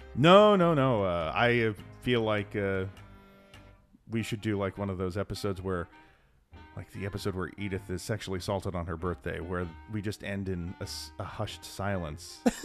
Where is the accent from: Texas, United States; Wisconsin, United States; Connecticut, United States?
Texas, United States; we're from Texas